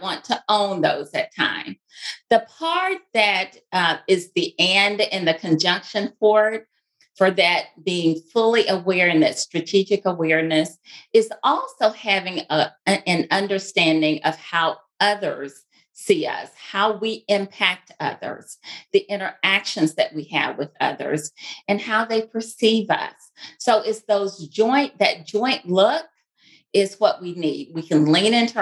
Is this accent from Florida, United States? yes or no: no; Mississippi, United States; accent: Mississippi twang; moved away as an adult; now in Houston, United States; you probably hear that twang. That is a Mississippi twang. And I made it to Texas as soon as I could after graduating from college, but I still have the twang